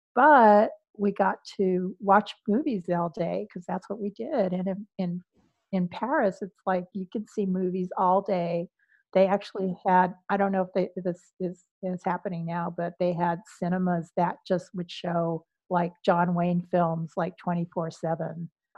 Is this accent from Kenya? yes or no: no; Philippines; And I was saying, no, I'm not, I'm Filipino.